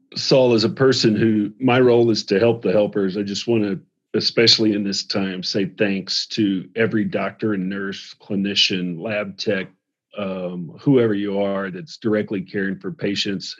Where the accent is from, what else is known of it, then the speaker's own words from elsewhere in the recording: the South, United States; I'm from the South